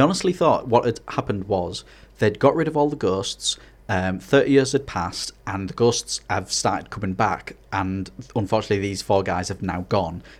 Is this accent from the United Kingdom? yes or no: yes; Hartlepool, North East England, United Kingdom; also born or lived in Scarborough; now in Middlesbrough, United Kingdom; I'm actually from Harley Pool.